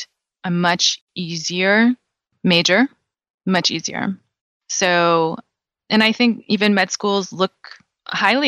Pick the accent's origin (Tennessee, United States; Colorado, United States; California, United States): California, United States; I'm born and raised in California